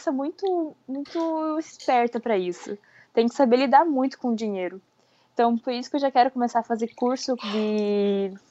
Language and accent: Portuguese; Francisco Beltrão, Paraná, Brazil; now in Brusque, Brazil; Não, fica lá no interior do Paraná. É uma cidade pequena.